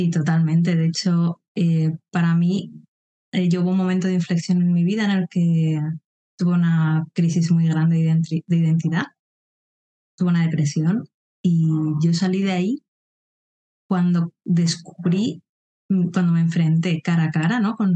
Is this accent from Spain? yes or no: yes; Madrid, Community of Madrid, Spain; born there; moved away; also born or lived in Andalusia / Mallorca; Como bien comentabas, nací en Madrid, pero no me quedé allí. De hecho, he pasado por muchas zonas, he vivido en Andalucía también, en Mallorca, que es donde me licencié en biología